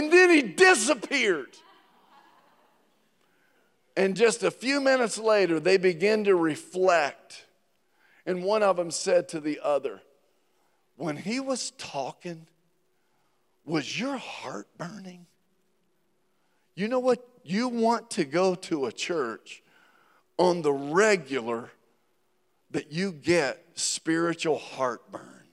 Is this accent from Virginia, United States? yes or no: yes; Virginia, United States; my mother, growing up in Virginia, my mother made a world-class sweet tea